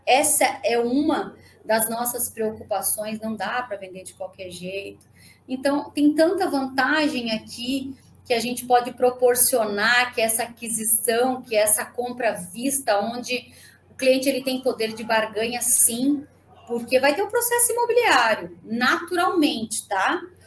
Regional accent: Santa Catarina, Brazil; moved away; also born or lived in Joinville; Eu, eu morava em Santa Catarina, eu sou de Santa Catarina, e morava em Joinville

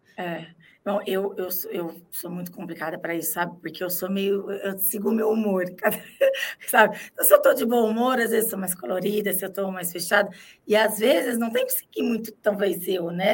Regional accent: Ribeirão Preto, São Paulo, Brazil; now in São Paulo, Brazil; eu sou de Ribeirão Preto, fala filão

